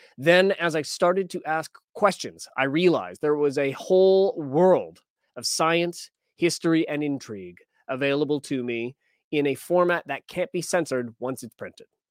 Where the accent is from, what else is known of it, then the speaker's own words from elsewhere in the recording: Alberta, Canada; now in British Columbia, Canada; I was born in Alberta